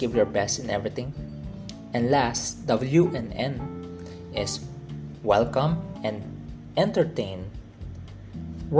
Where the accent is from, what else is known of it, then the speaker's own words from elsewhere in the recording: Philippines; I am a Chinese Filipino. I am born in the Philippines as a Filipino